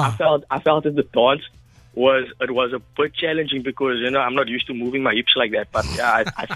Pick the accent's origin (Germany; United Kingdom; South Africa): South Africa; Ocean View, Western Cape; So I'm from Ocean View.